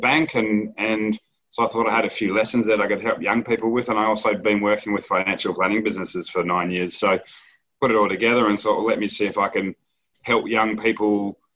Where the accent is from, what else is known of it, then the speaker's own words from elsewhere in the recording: Perth, Western Australia, Australia; also born or lived in Edinburgh, Scotland; I'm West Australian and very proud West Australian